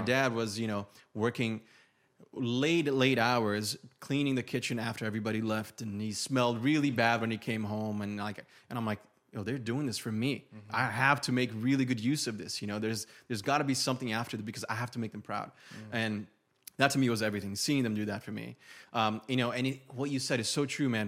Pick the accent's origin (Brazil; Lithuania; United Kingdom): Brazil; first language Portuguese; English is a second language; moved away; I'm an immigrant from Brazil, moved here with no English